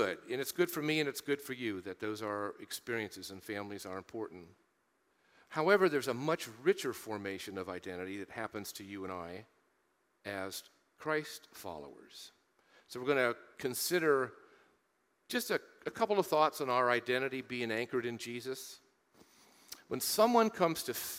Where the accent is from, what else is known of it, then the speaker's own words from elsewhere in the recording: Marion, Ohio, United States; growing up in Central Ohio, Marion, Ohio, my hometown